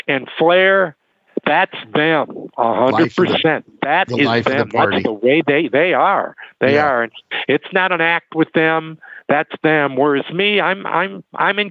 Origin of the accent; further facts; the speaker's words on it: Detroit, Michigan, United States; moved away; I'm from Detroit.